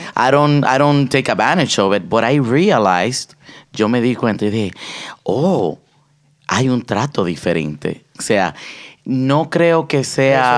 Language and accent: Spanish; Dominican Republic; moved away; yo soy eh, dominicano, 100%